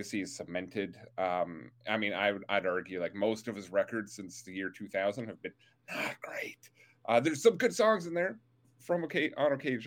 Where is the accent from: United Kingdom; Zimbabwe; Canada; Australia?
Canada